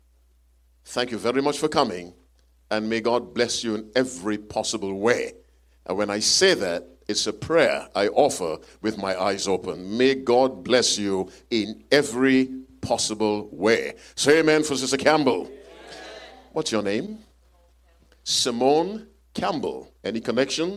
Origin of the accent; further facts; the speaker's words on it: Jamaica; I'm from Jamaica, too